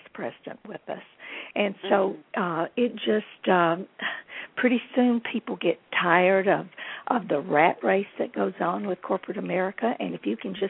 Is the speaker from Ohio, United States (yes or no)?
no; Nashville, Tennessee, United States; also born or lived in Houston, Texas / Los Angeles; I was born in Nashville